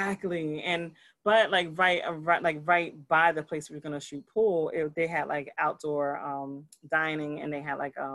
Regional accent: New Jersey, United States; I'm a Jersey girl. And I'm like, don't call me nothing else but a Jersey girl. I'm from Jersey

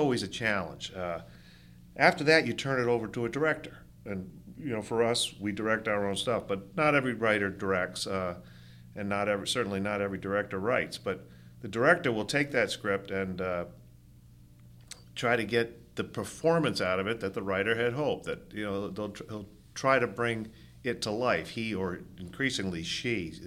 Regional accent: Rhode Island, United States; growing up in Rhode Island

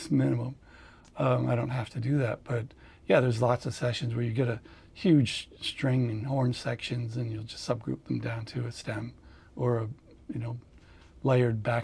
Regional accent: Greenwich, Connecticut, United States; I grew up in Greenwich, Connecticut

